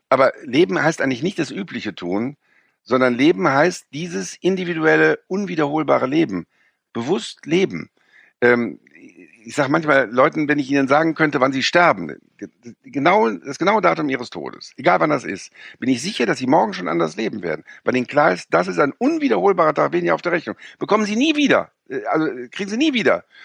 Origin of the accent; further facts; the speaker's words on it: Rhineland, Germany; Wir sind ja als Rheinländer, äh, sind wir ja inkulturiert gegen die Preußen, ja.